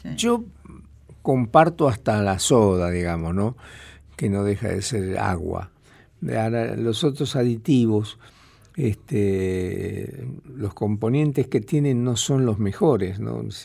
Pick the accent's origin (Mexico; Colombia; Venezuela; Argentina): Argentina; Tucumán; soy de más al norte, yo soy de Tucumán